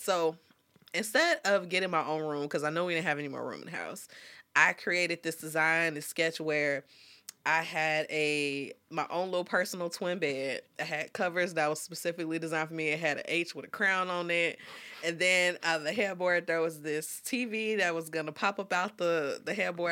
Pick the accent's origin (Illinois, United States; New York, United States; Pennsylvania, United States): Illinois, United States; Dolton; I'm from Dalton, Illinois, and it's the Chicagoland area